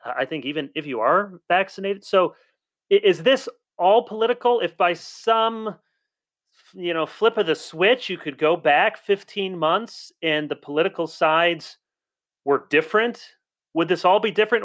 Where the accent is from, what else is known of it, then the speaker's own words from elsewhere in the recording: South Holland, Illinois, United States; I was born in South Holland, Illinois